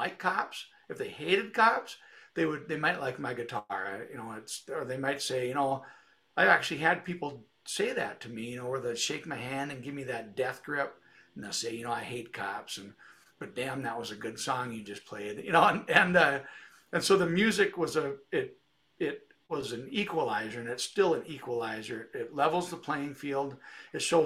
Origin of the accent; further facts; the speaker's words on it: Detroit Lakes, Minnesota, United States; also born or lived in Moorhead, Minnesota; I'm from Detroit Lakes, Minnesota, Northwest Minnesota, straight east of Fargo, North Dakota, about an hour, and lived here about 30 years.